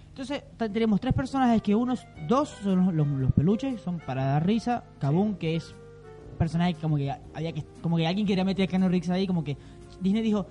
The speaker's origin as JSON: {"language": "Spanish", "country": "Venezuela", "said": "Yo soy venezolano, no tengo nada que ver con Argentina"}